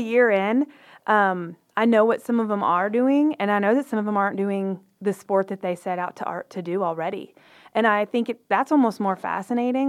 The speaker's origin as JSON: {"language": "English", "town": "Waco", "region": "Texas", "country": "United States", "said": "we're both from Waco"}